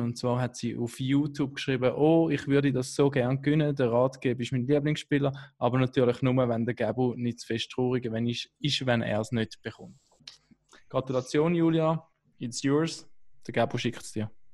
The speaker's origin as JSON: {"language": "German", "country": "Switzerland", "said": "als Schweizer"}